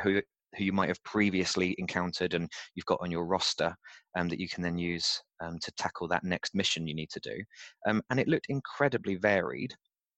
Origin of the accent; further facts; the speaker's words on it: United Kingdom; also born or lived in London; we're British. I've lived in London for 5 years